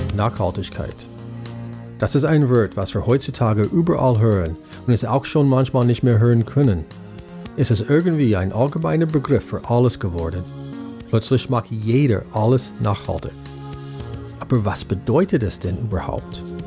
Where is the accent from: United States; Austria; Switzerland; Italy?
United States; German is a second language; moved away as an adult; now in Germany; ich bin Amerikaner und wohne seit fast 20 Jahren hier in Deutschland